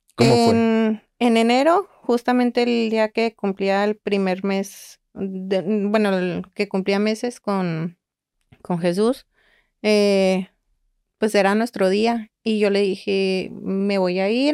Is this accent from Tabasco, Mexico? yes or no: no; Guadalajara, Jalisco, Mexico; now in Monterrey, Mexico; Los dos somos de Guadalajara